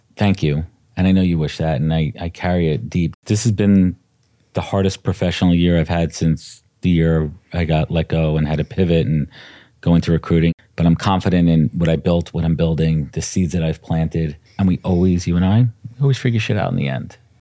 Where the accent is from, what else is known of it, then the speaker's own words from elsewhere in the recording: New York City, New York, United States; also born or lived in Long Island, New York; I was born in Brooklyn, but we both grew up in Brooklyn. I moved to Long Island when I was twelve.